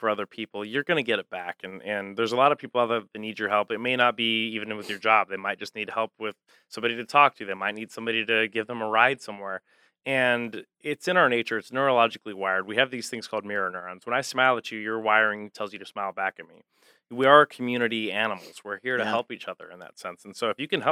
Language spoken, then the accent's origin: English; Albuquerque, New Mexico, United States; moved away; also born or lived in Cincinnati, Ohio; I'm from Albuquerque originally